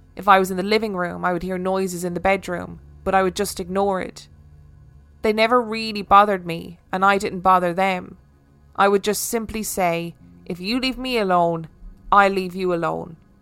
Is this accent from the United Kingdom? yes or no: yes; Falkirk, Scotland, United Kingdom; I attended a night class in my hometown of Falkirk along with my friend Roz